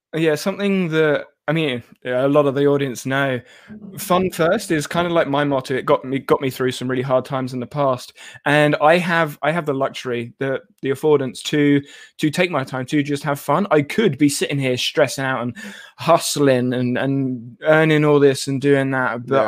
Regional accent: United Kingdom; as a British person

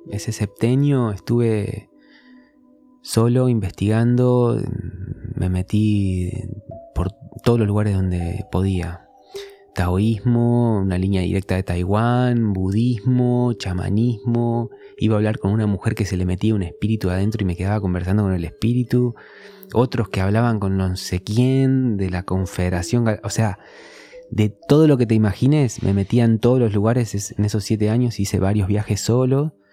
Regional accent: San Antonio de Padua, Buenos Aires Province, Argentina; Sí, de zona oeste de San Antonio de Padua.

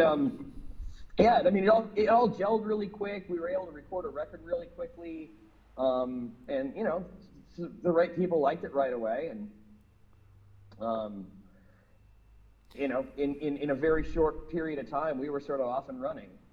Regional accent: Minneapolis, Minnesota, United States; moved away as an adult; I moved away from Minneapolis when I was 21

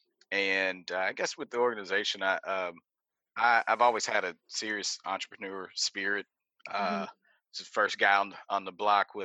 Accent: Houston, Texas, United States; we're born and raised in Houston

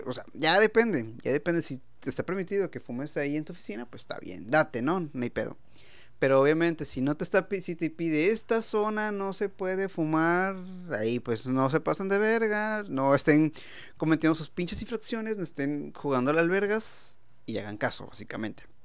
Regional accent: Mexico; ya saben cómo somos los mexicanos

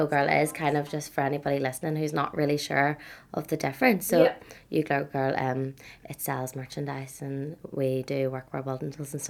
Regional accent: Dungannon, Northern Ireland, United Kingdom; moved away as an adult; now in Belfast, United Kingdom; I'm from Dungannon and, like, the countryside, and I only really moved here when I was 18.

